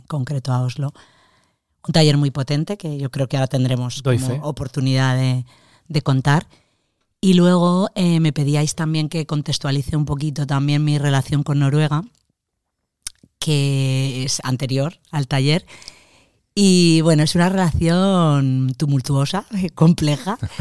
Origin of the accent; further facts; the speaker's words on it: Valencia, Valencian Community, Spain; soy creadora, soy actriz, vengo de Valencia